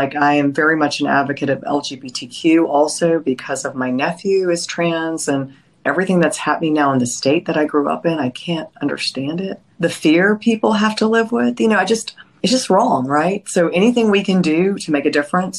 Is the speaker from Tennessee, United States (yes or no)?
yes; Nashville, Tennessee, United States; I was raised in Nashville